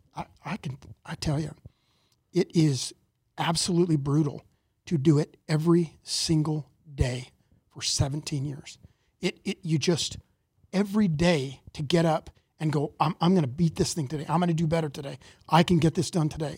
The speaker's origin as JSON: {"language": "English", "town": "Mesa", "region": "Arizona", "country": "United States", "tie": "born or raised there", "said": "I, I grew up, uh, in Mesa, Arizona"}